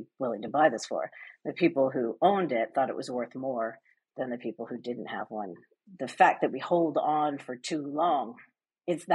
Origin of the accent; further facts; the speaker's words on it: United States; moved away as an adult; also born or lived in London; I'm American, but I spent the bulk of my career in London